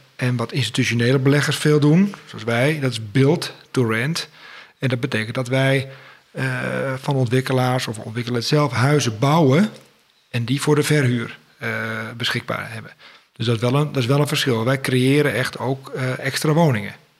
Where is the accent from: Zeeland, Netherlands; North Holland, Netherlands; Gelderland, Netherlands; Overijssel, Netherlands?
North Holland, Netherlands; Schoorl; also born or lived in Utrecht; Ik ben geboren in Utrecht, maar al op vierjarige leeftijd verhuisd naar Schorel in Noord-Holland